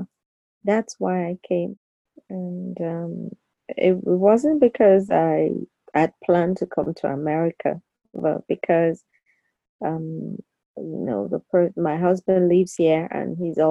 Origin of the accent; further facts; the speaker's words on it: Nigeria; moved away as an adult; now in United States; I'm still Nigerian